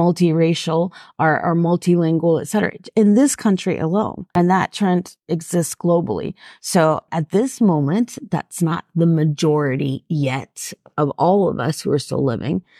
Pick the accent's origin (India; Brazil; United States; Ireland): United States; Atlanta, Georgia; growing up in Atlanta